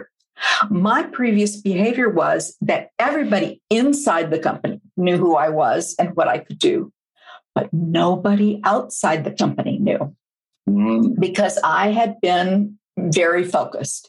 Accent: Minneapolis, Minnesota, United States; I'm from Minneapolis.

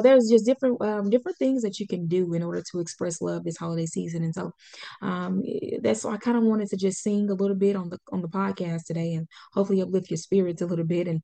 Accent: Pine Bluff, Arkansas, United States; I grew up in Pine Bluff

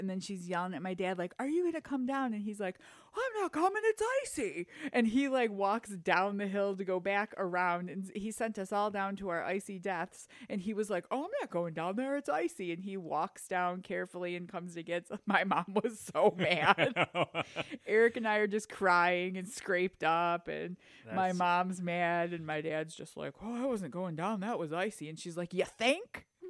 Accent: Detroit, Michigan, United States; I will always be 313, represent. Anyway, so I grew up in Michigan, Detroit area.

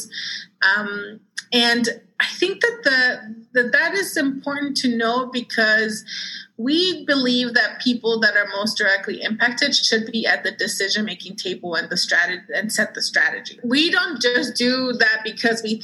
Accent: Dallas, Texas, United States; also born or lived in Mexico; growing up in Dallas, Texas, in the South

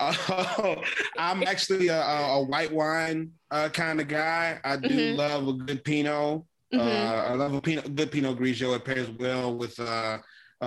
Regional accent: Louisiana, United States; I live in Louisiana, and this is where I grew up.

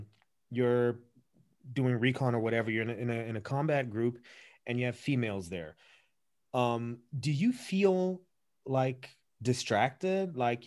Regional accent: the South, United States; especially when you're like raised in the South, you have that Southern influence.

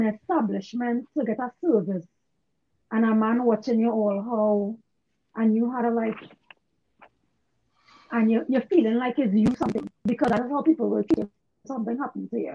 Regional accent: Trinidad & Tobago; moved away as an adult; living in, born and raised in Trinidad

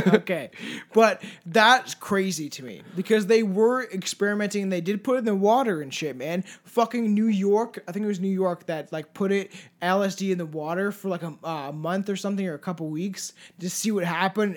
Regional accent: Paris, Ontario, Canada; also born or lived in Brantford, Ontario; Paris is, like, a little tiny town full of drugs that I grew up

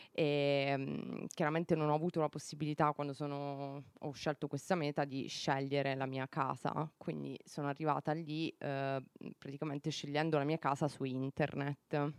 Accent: Policoro, Basilicata, Italy; moved away as an adult; now in Luxembourg

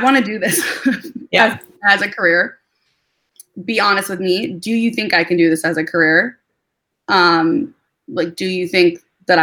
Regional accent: Minnesota, United States; moved away as an adult; also born or lived in Wisconsin / New York / Hoboken, New Jersey / Atlanta; now in Nashville, United States; I was born and raised in Minnesota

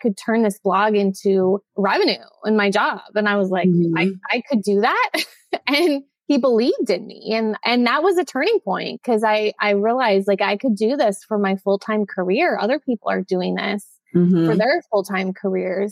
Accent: Minnesota, United States; moved away as an adult; also born or lived in San Diego; So I grew up in Minnesota. I spent 18 years in Minnesota

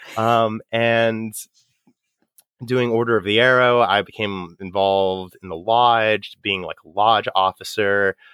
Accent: Staunton, Virginia, United States; Troop thirty in Stanton, Virginia. uh, grew up, I grew up in Pac thirty

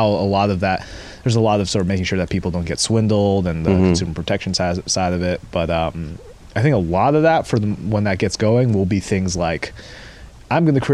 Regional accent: Seattle, Washington, United States; moved away; It was a Seattle number. I'm from Seattle, which I still retain

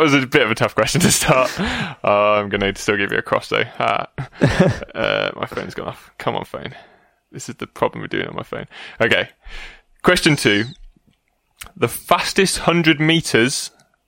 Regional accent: England, United Kingdom; we're English

